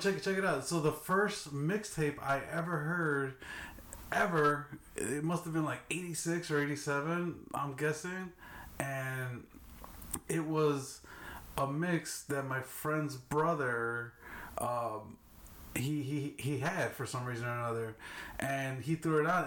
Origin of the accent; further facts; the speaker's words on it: Chicago, Illinois, United States; I grew up in Little Village, but on in K Town side